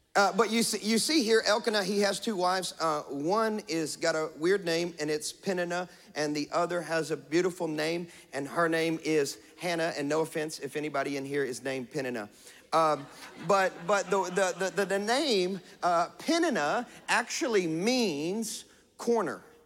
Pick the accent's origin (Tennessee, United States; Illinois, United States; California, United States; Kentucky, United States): Kentucky, United States; West; I'm from West Kentucky